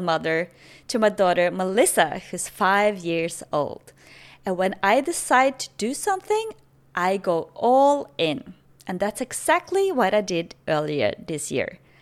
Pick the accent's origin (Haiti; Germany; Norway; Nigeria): Norway; English is a second language; moved away as an adult; now in Playa del Carmen, Mexico; I'm originally from Norway, but currently in Mexico, Playa del Carmen.